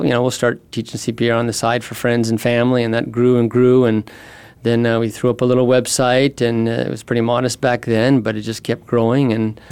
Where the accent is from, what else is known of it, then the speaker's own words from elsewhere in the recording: Phoenix, Arizona, United States; moved away as an adult; also born or lived in San Diego, California; I grew up in Phoenix and Scottsdale. Went to Chaparral, graduated from ASU. So this is, you know, my hometown.